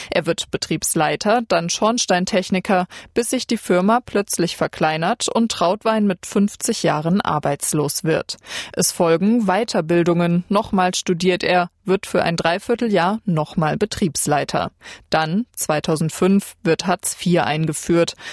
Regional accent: India; German is a second language; moved away as an adult; now in Germany; ich komme aus Indien.

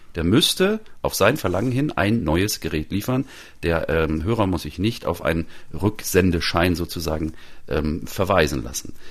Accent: Northern Germany, Germany; ich bin ja selber Norddeutscher

